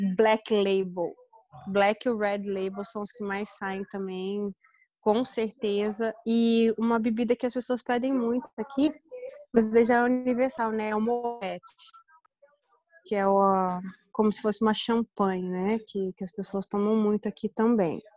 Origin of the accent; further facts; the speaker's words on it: interior of Paraná, Brazil; now in Florida, United States; Eu venho do interior do Paraná